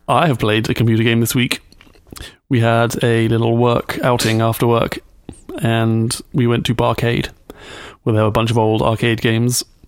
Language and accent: English; United Kingdom; I'm British